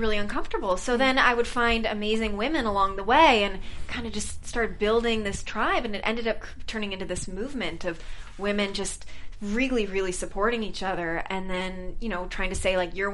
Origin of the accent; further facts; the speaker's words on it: Minneapolis, Minnesota, United States; moved away as an adult; now in Los Angeles, United States; I'm from Minnesota